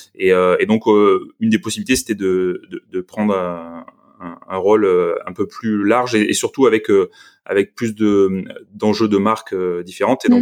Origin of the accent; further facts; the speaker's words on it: Marseille, Provence-Alpes-Côte d'Azur, France; moved away as an adult; also born or lived in Paris / Lyon; je suis de Marseille